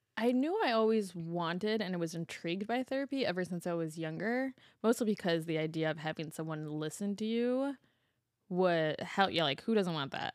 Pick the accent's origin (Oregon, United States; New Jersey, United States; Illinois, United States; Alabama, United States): Illinois, United States; Chicago; as a Chicagoan